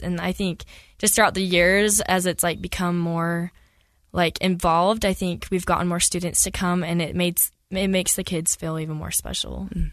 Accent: Millville, Utah, United States; I grew up in Millsville, Utah

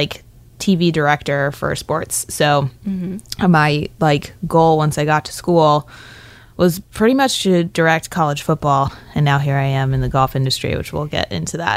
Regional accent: Tucson, Arizona, United States; also born or lived in Phoenix, Arizona; I'm from Tucson, Arizona

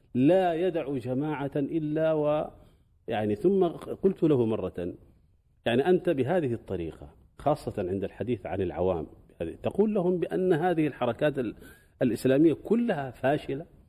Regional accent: Sudan; قبل عشرين سنة تقريبا عندنا في السودان

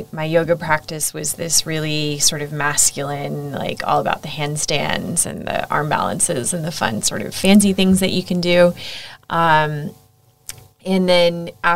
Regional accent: United States; moved away as an adult; also born or lived in Egypt / Saudi Arabia / Singapore / Thailand; now in Australia; as you might be able to tell from my outrageous accent, I'm American.

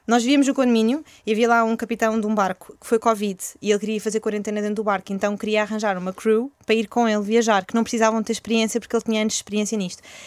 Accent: Porto, Norte, Portugal; also born or lived in Chile / Australia; nós somos do Porto

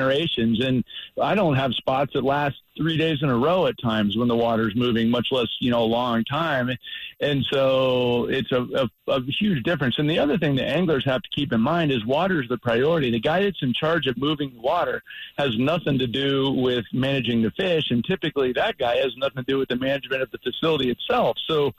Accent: South Florida, United States; moved away; I'm originally from South Florida

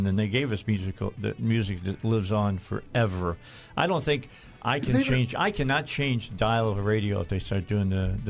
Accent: Indiana, United States; I'm from Indiana

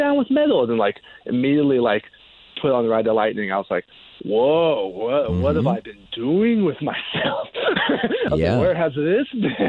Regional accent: Los Angeles, California, United States; moved away as an adult; now in Washington, D.C., United States; I'm originally from like the LA area

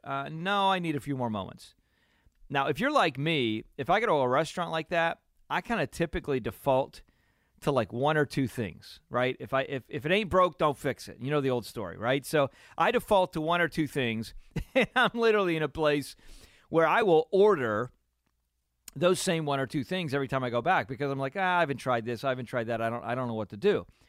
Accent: Pennsylvania, United States; growing up in Pennsylvania, where you know I'm growing up in Pennsylvania, and it's a beautiful area

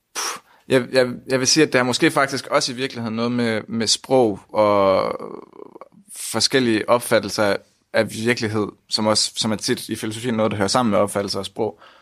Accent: Aarhus, Central Denmark Region, Denmark; jeg er 20 år, og jeg kommer fra Aarhus

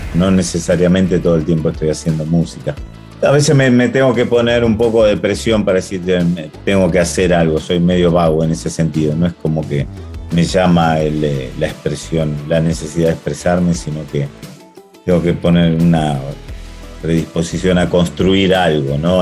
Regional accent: Argentina

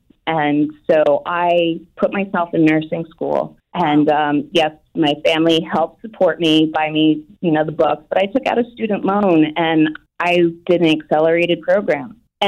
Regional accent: Scotland, United Kingdom; born there; And 9 months later, I was born in Scotland.

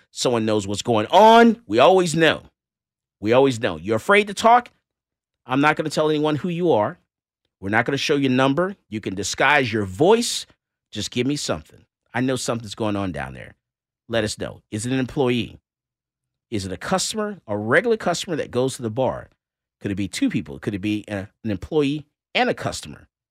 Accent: Fort Lauderdale, Florida, United States; moved away; also born or lived in Miami; I was born in Fort Lauderdale, Florida, and also Miami

